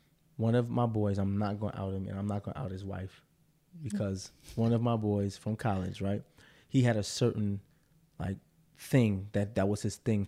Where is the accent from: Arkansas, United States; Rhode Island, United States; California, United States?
Arkansas, United States; What's up, Mar? And I'm from Arkansas.